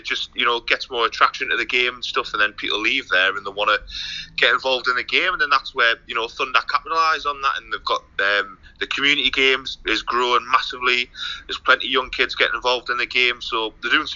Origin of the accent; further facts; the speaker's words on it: North Shields, North East England, United Kingdom; I'm from North Shields